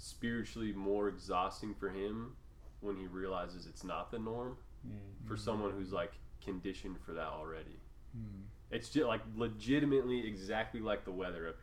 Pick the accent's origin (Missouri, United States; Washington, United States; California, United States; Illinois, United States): Washington, United States; Seattle; also born or lived in Mississippi; I'm a heathen from Seattle.